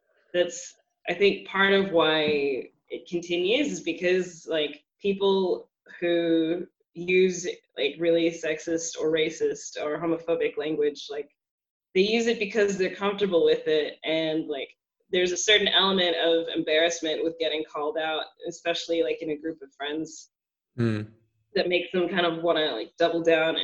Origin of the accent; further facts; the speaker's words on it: Texas, United States; moved away as an adult; now in Berlin, Germany; coming from the South, because I'm from Texas